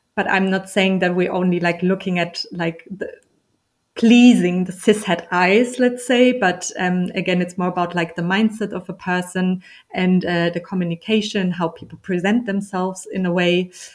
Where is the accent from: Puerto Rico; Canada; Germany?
Germany; also born or lived in Berlin; I'm from Germany and I'm in Berlin for about 10 years.